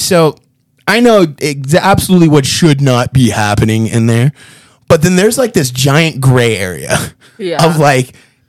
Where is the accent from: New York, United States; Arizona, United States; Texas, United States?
Arizona, United States; Phoenix; Not a single. I'm from a major metropolitan city and I vote Democrat.